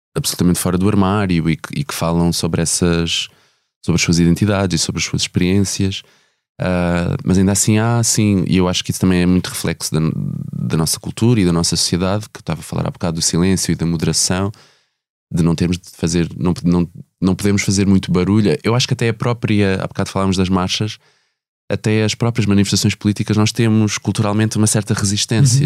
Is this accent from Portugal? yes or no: yes; Ribatejo, Portugal; first language Portuguese; tanto eu como a Simone somos do Ribatejo